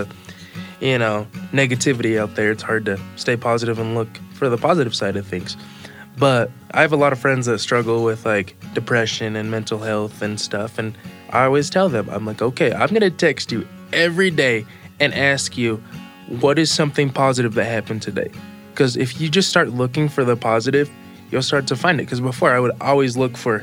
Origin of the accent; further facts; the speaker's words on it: United States; also born or lived in Brazil; And I was flown to the U.S.